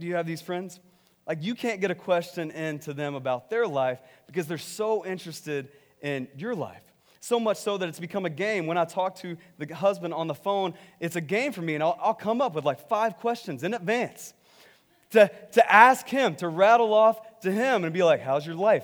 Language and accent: English; Texas, United States; I'm from Texas